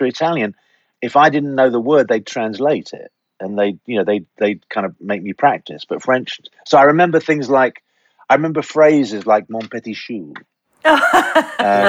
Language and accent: English; London, United Kingdom; Growing up in London, in the 60s? Yeah, you can say in the 50s. I was born in 1953.